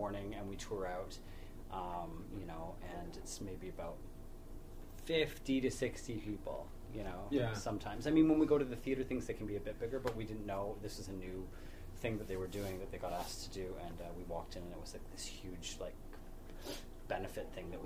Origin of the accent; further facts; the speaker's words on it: just outside of Ottawa, Ontario, Canada; I grew up in just outside of Ottawa